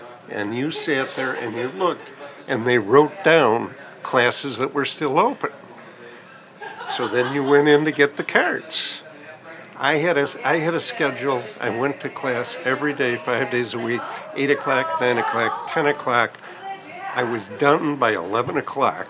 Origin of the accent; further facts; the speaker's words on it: Chicago, Illinois, United States; I was born on the South Side